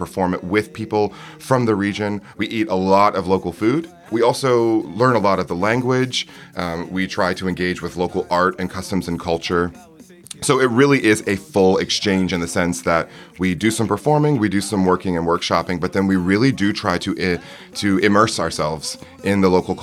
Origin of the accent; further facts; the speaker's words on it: Newport News, Virginia, United States; now in Dayton, United States; I'm from Newport News, Virginia.